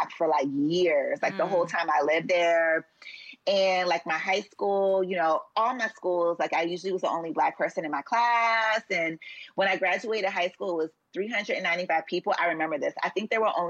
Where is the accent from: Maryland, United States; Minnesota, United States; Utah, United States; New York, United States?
Maryland, United States; Columbia; I grew up in Columbia, which is in between Baltimore and DC